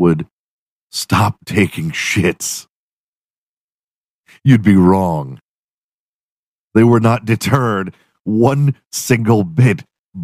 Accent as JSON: {"language": "English", "region": "Texas", "country": "United States", "said": "I'm from Texas"}